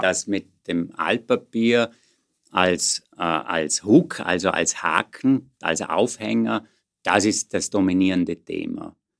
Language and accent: German; Vorarlberg, Austria; moved away as an adult; also born or lived in Vienna; ich bin geborener Vorarlberger, und dann hier in Wien studierend